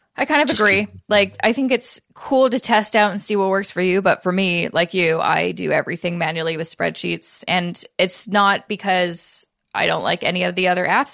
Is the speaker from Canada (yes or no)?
yes; Canada; we're Canadian